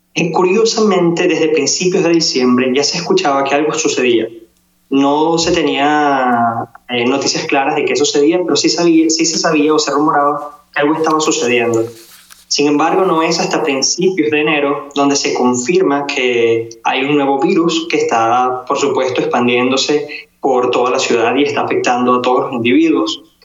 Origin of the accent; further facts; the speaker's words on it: Venezuela; now in Wuhan, China; En Wuhan somos seis venezolanos